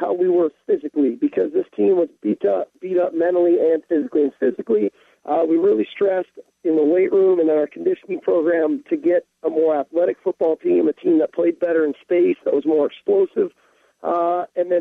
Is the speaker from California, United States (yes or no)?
yes; Southern California, United States; moved away as an adult; now in Seattle, United States; growing up in the Pac-10 and in Southern California